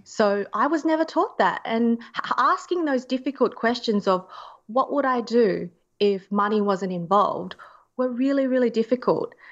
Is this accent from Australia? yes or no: yes; Australia; being an Australian.